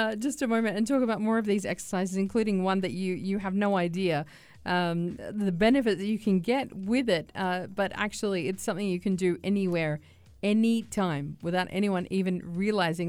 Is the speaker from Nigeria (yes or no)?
no; Australia; growing up in Australia